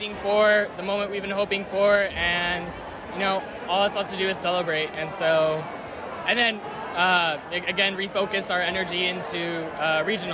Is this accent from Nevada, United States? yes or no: yes; Las Vegas, Nevada, United States; moved away; I grew up in Vegas